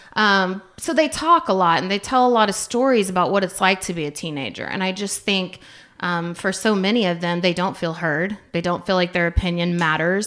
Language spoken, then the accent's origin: English; Yukon, Oklahoma, United States; I'm coming from Yukon, which, growing up, very little diversity